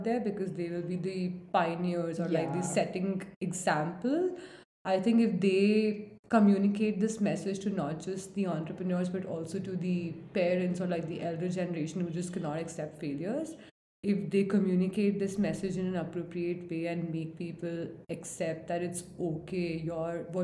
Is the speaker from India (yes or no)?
yes; India; as an Indian audience